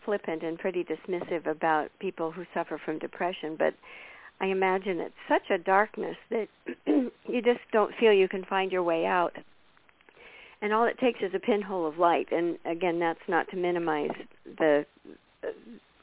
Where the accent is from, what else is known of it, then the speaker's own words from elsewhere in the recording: United States; from America